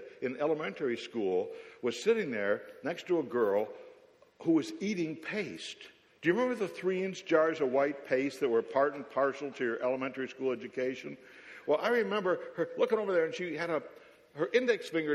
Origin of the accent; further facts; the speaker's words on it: Williamsville, New York, United States; I grew up in Williamsville, New York, which is a suburb of Buffalo, New York